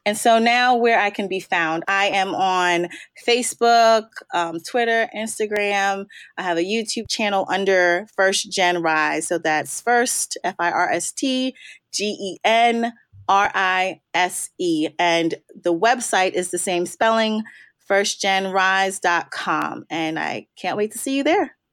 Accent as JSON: {"language": "English", "region": "Maryland", "country": "United States", "tie": "born or raised there", "also_born_or_lived": "New York", "said": "I'm born and raised on the East Coast. I'm uh, birthplace is New York, and but I've been in Maryland since third grade, so I consider myself a Marylander"}